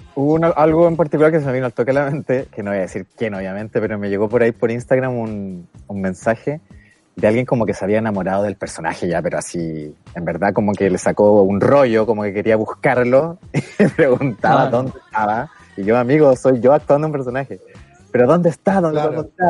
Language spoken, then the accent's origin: Spanish; Valdivia, Los Ríos, Chile; Soy de Valdivia y estoy en Valdivia ahora